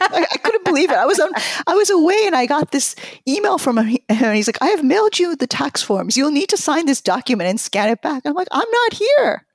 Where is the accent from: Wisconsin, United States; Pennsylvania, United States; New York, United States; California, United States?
New York, United States; also born or lived in Tokyo, Japan; I grew up in New York, but I speak Japanese with my parents.